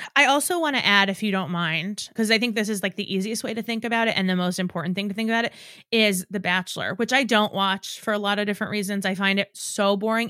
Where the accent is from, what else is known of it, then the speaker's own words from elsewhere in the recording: New York, United States; because I'm from New York and and have always felt familiar with sort of like the cadence at which they speak